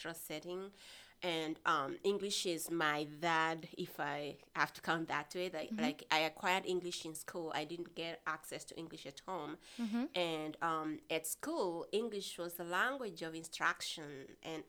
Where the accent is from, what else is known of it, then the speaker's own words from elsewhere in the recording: Kenya; first language Kimeru, Swahili; English is a second language; moved away; So I grew up in Kenya, rural setting in Kenya. Mm-hmm. I grew up speaking two languages, Kimeru and Kiswahili.